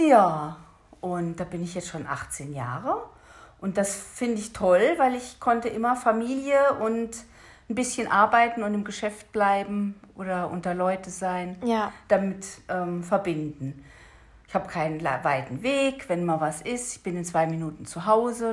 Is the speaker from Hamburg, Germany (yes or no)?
no; Hesse, Germany; da wo ich aufgewachsen bin in Hessen